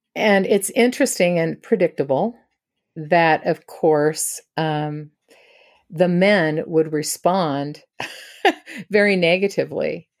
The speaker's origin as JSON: {"language": "English", "region": "Washington", "country": "United States", "tie": "born or raised there", "said": "I grew up in Washington state."}